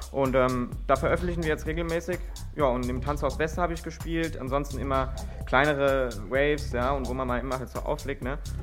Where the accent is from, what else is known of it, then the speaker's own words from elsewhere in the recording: Friedberg, Germany; ich komme aus Friedberg